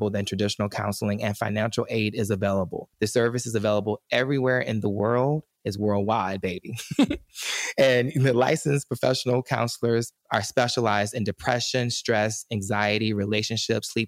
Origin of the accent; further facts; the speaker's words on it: the South, United States; I grew up in the South